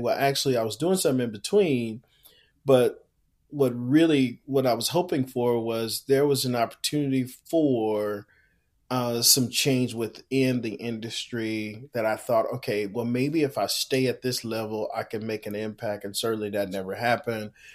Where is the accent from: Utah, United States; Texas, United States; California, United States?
Texas, United States; Houston; born and raised in Houston, Texas